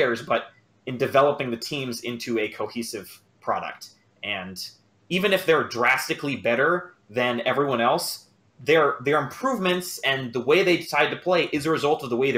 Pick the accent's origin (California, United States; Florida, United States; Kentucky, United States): Florida, United States; Miami; now in Washington, D.C., United States; I said I'm from Miami, but I'm calling from DC